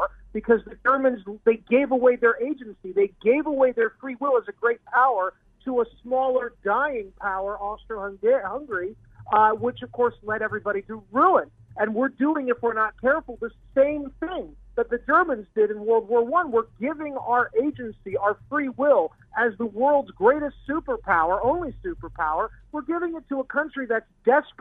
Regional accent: United States; I'm an American

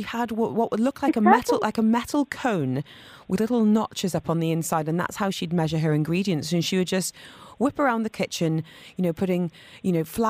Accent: United Kingdom; now in Dubai, United Arab Emirates; I'm British. I've got to have a roast dinner on a Sunday.

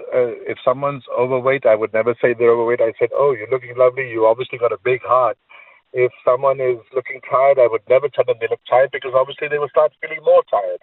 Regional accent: Manchester, North West England, United Kingdom; moved away; also born or lived in London; it's lovely speaking to a fellow Mancunian. I'm from Old Trafford.

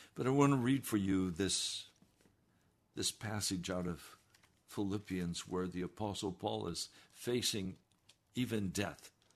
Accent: the West, United States; I was raised in the West

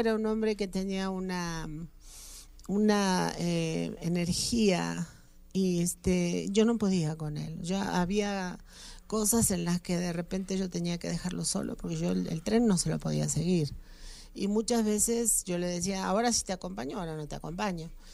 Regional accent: Argentina; now in Mexico; mi país, Argentina

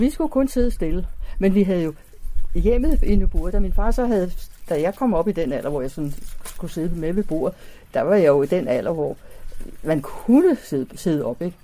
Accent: Copenhagen, Capital Region of Denmark, Denmark; fra dengang, jeg var lille. Der boede vi i dels i Delfingade, tre forskellige steder

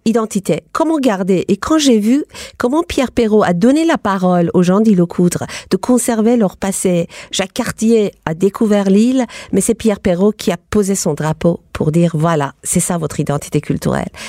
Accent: Iran; moved away as an adult; now in Paris, France; J'ai quitté l'Iran pour aller à l'université

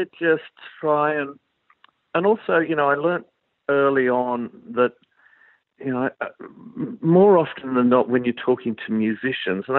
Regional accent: Launceston, Tasmania, Australia; I grew up in Tasmania, in Launceston

